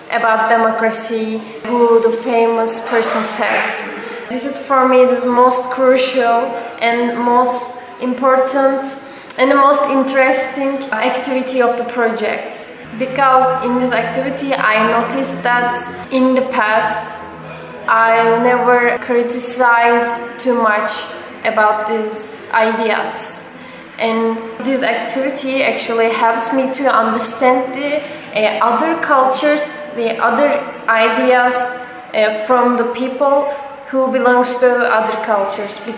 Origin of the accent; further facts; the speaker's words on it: Istanbul, Turkey; I'm coming from Turkey, Istanbul. I'm studying at conservatory in opera singer department in Istanbul. Uh, I'm 25 years old.